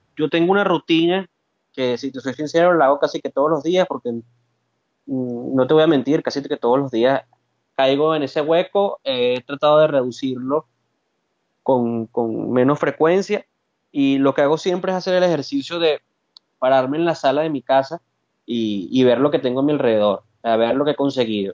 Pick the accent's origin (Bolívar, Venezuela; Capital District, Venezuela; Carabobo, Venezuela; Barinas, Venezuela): Capital District, Venezuela; Caracas; moved away as an adult; now in Spain; De Caracas, oriundo de San José Cotiza